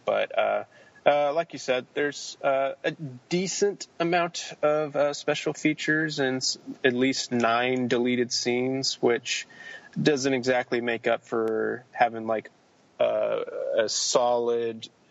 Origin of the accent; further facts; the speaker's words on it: Denton, Texas, United States; filmed in my hometown, in Texas, at the University of North Texas